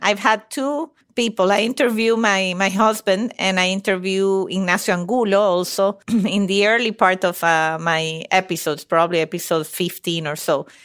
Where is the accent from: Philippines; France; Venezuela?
Venezuela; moved away; I'm from Venezuela, but my parents are Italian. So I'm a little bit of a mix. B, Italian by blood, Venezuelan by birth.